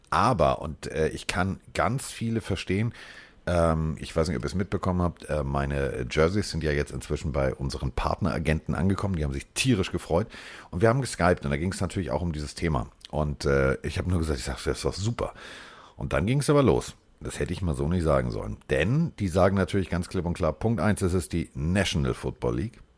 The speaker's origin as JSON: {"language": "German", "region": "Hamburg", "country": "Germany", "said": "ich als Hamburger"}